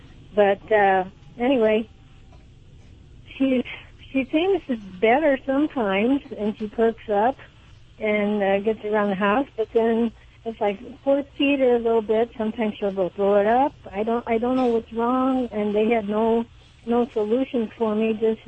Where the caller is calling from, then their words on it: Monticello, Illinois, United States; I am in Monticello, Illinois.